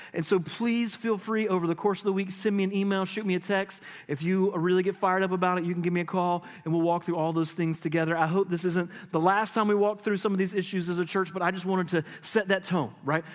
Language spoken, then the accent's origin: English; Middle Georgia, United States; I grew up in Middle Georgia